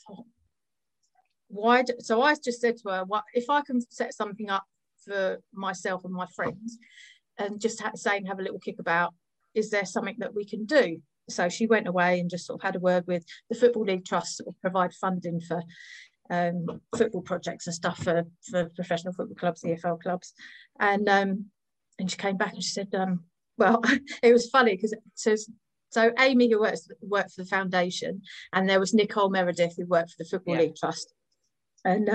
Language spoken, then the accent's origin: English; Redhill, South East England, United Kingdom; I grew up in Red Hill